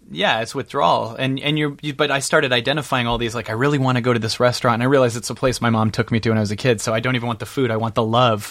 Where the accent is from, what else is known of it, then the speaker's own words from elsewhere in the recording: Seattle, Washington, United States; now in Calabasas, United States; I'm from Seattle